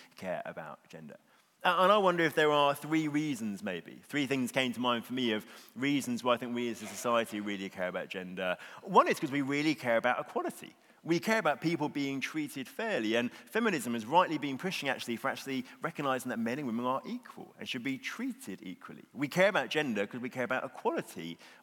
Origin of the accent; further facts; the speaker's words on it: Bexhill, South East England, United Kingdom; I am from Bexhill, which is a small seaside town on the southeast coast